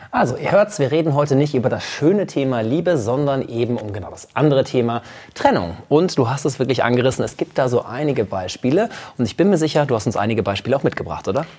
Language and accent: German; Münster, North Rhine-Westphalia, Germany; Isebrand aus Münster kommt quasi aus meiner Heimat